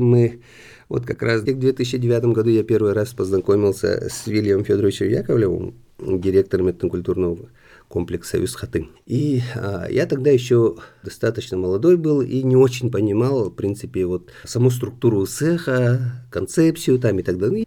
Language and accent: Russian; Megino-Kangalassky District, Sakha Republic, Russia; Я родом из Мегино-Кангаласского улуса. Школу закончил тоже в Мегино-Кангаласском улусе.